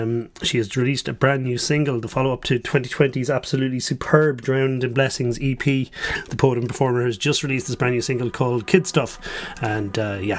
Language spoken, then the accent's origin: English; Limerick, Munster, Ireland; moved away; my hometown of Limerick